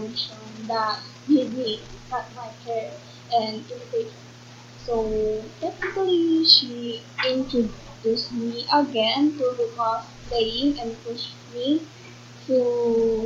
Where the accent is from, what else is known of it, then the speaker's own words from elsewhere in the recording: Philippines; from the Philippines